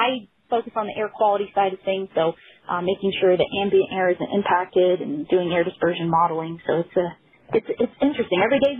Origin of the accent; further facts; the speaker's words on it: Gardnerville, Nevada, United States; I grew up in Nevada, northern Nevada, not Las Vegas like everyone thinks about when they think about Nevada. So closer up towards Lake Tahoe, a beautiful area, a town called Gardnerville, Nevada. So super small on the soccer landscape side of things.